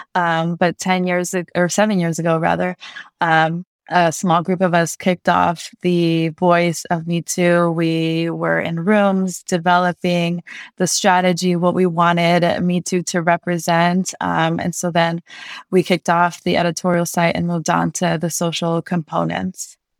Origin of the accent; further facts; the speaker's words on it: Santa Monica, California, United States; I grew up in Santa Monica, which was predominantly white